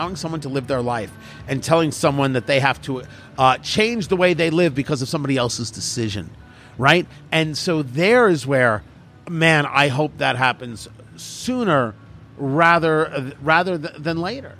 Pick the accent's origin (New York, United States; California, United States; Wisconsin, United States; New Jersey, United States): New Jersey, United States; I grew up in New Jersey